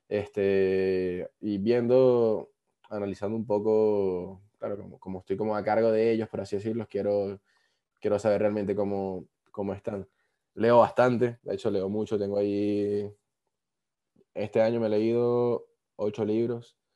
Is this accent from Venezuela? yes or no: yes; Venezuela; moved away as an adult; Yo salí de Venezuela, yo había estudiado un año ingeniería informática.